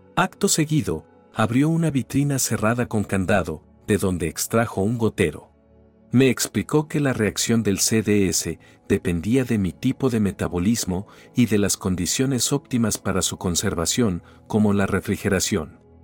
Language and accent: Spanish; Argentina; also born or lived in Weston, Florida; cuando regresé a mi país